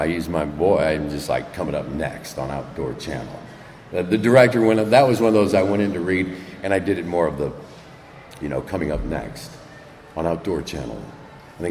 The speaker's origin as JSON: {"language": "English", "region": "Midwest", "country": "United States", "tie": "born or raised there", "also_born_or_lived": "Marin", "moved": "yes", "said": "I grew up in the Midwest."}